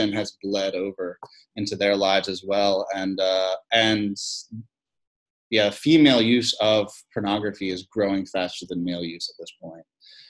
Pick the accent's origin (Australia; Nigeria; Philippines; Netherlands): Philippines; born there; I am a missionary kid. I was born in the Philippines, three sisters, two older, one younger, dad, a lot of ministry